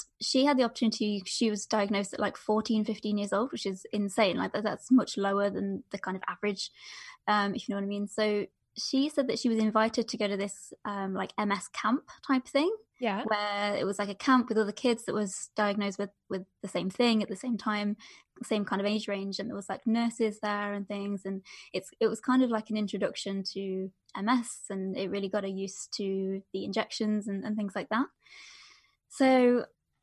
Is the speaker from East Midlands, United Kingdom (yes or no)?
yes; Derbyshire, East Midlands, United Kingdom; I'm from Derbyshire in the UK, which is basically right in the center of the UK